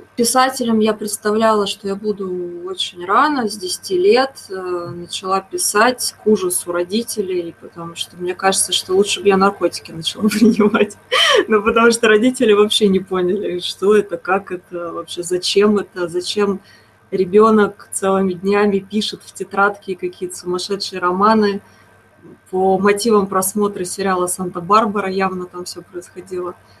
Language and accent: Russian; Moscow, Russia; Я из э, такой непопулярного города, я из Москвы.